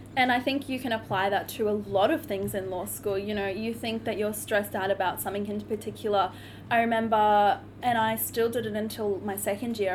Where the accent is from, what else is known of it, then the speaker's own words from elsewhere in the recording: Cairns, Queensland, Australia; moved away as an adult; now in Brisbane, Australia; I'm originally from Cairns, so I moved down to Brisbane all on my own, away from my family, to pursue my law degree.